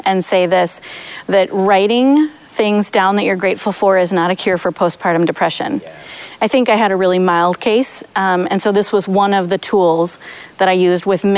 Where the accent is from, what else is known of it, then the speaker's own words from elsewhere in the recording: Madison, Wisconsin, United States; now in Waunakee, United States; I grew up in Madison in a big Irish family that was awesome and big and loving.